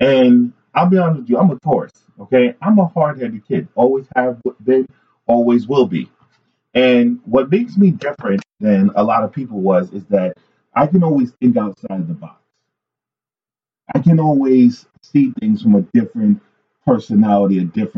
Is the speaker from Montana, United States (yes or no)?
no; New York City, New York, United States; I grew up in New York City